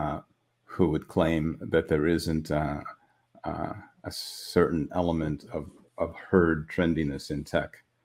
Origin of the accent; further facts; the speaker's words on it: Midwest, United States; now in California, United States; Refugee from the Midwest that escaped to sunny shores of California at the first opportunity.